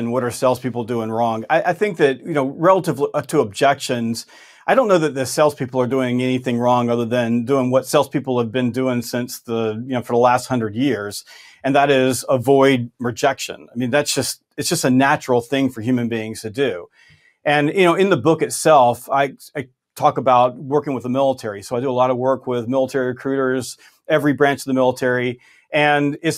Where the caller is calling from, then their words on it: Augusta, Georgia, United States; I'm in Augusta, Georgia.